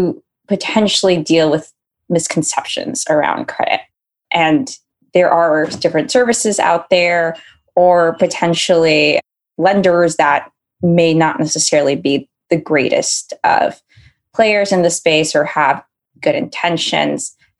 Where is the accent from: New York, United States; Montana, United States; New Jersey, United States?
New York, United States; New York City; growing up in New York City